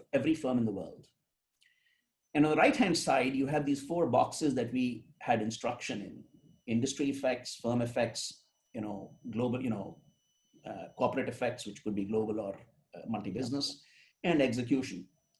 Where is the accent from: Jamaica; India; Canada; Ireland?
India; now in United States; I grew up in India and then I come to the United States